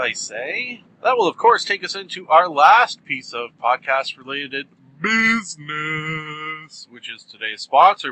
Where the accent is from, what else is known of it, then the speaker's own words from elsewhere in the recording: Canada; being a proud Canadian